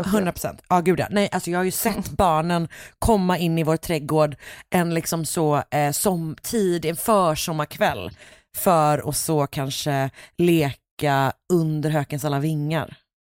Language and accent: Swedish; Gothenburg, Västra Götaland, Sweden; jag är ju mycket mer villa, Alltså längre, mm. Eh, mer förorts, villa förorts situationen